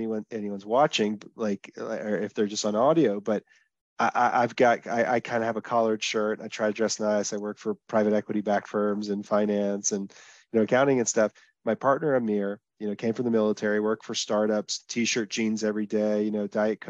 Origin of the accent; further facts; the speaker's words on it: Texas, United States; also born or lived in Dallas, Texas / Israel; I'm from Texas. I'm actually calling from Israel today